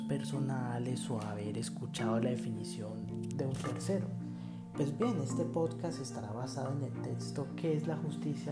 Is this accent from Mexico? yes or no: no; Bogotá, Colombia; soy bogotano